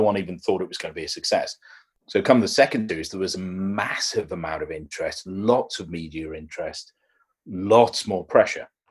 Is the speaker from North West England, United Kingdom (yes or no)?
yes; Liverpool, North West England, United Kingdom; I grew up in Liverpool